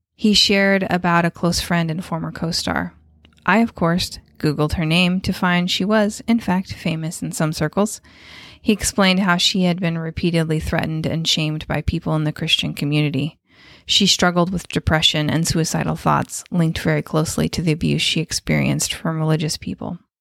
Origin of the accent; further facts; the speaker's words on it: United States; We are American